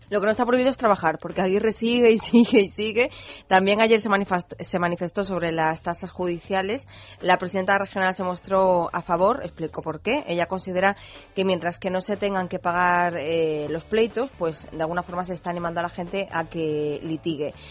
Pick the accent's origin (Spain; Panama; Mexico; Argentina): Spain; los españoles somos los europeos